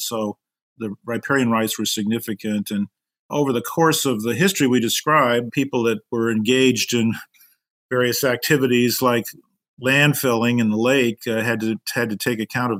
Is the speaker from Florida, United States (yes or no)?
no; Iowa, United States; now in Chicago, United States; I grew up in Iowa, but I went to law school at the University of Chicago and ended up coming back to Chicago after clerking